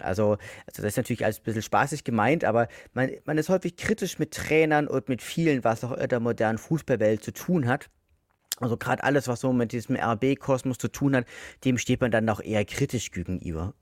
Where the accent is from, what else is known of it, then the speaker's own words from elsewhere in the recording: Leipzig, Saxony, Germany; now in Dresden, Germany; ich wohne ja aktuell in Dresden, bin ja Leipziger